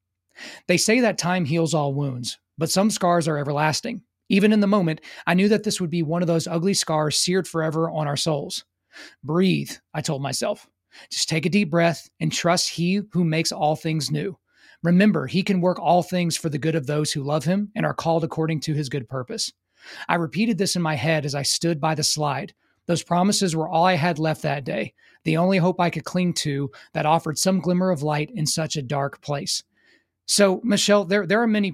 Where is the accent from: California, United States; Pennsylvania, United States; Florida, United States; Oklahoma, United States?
Oklahoma, United States; near Fort Sill; growing up near Fort Sill in Oklahoma